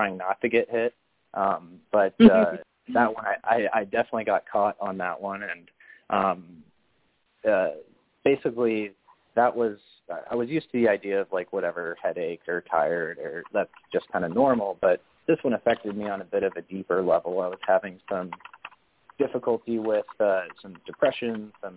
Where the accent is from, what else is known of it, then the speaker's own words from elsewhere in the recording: Raleigh, North Carolina, United States; I grew up in Raleigh, North Carolina